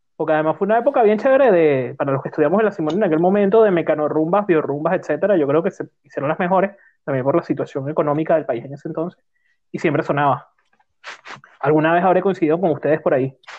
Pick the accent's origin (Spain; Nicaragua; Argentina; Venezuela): Venezuela; soy venezolano